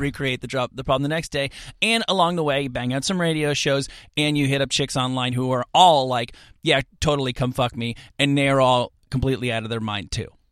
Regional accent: suburban New Jersey, United States; moved away; I am, uh, a person from suburban New Jersey

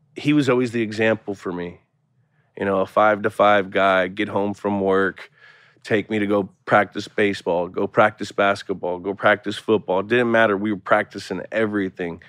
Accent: Bay Area, California, United States; moved away; also born or lived in Boston; I grew up in the Bay Area, so I was very accustomed to a pro sport team city area

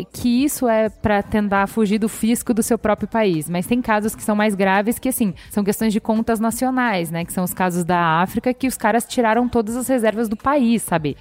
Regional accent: Brazil; nós como sociedade, como brasileiros

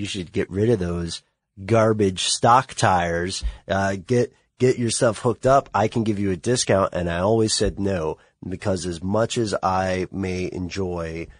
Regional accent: the South, United States; I grew up in the South

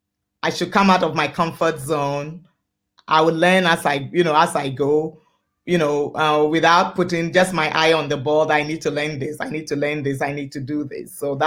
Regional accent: Ghana; also born or lived in Lomé, Togo; now in Winnipeg, Canada; I'm originally from Ghana, but I was born in Lomé, Togo.

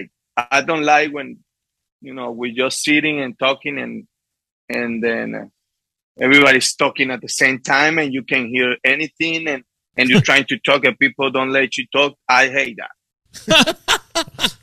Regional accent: Las Matas, Portuguesa, Venezuela; English is a second language; moved away; also born or lived in Guanare, Venezuela; I born in Guanare, but I grew up in Las Matas

